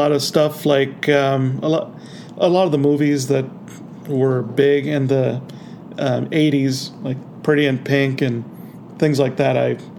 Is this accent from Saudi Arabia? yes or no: yes; Saudi Arabia; moved away; I was growing up in Saudi Arabia